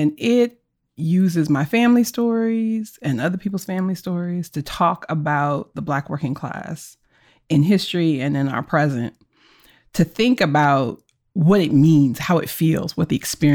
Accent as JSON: {"language": "English", "town": "Philadelphia", "region": "Pennsylvania", "country": "United States", "tie": "born or raised there", "said": "I grew up in Philadelphia"}